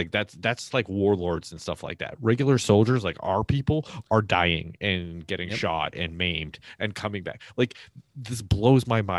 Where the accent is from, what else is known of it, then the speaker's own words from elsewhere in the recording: Massachusetts, United States; which is my home state originally.